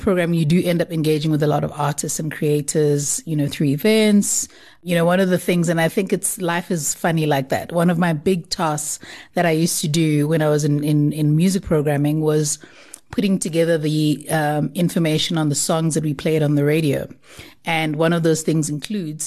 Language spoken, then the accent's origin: English; Durban, KwaZulu-Natal, South Africa; I'm originally from Durban